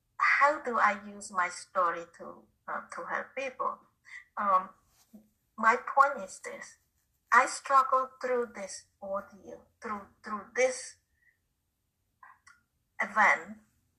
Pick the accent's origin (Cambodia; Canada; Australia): Cambodia; English is a second language; moved away as an adult; also born or lived in Connecticut, United States; now in United States; my hometown is not too far from Thailand.